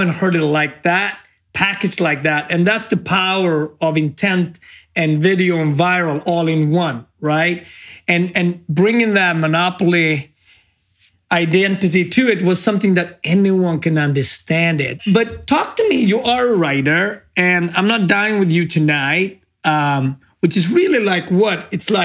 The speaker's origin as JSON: {"language": "English", "country": "Sweden", "tie": "born or raised there", "said": "I grew up in Sweden"}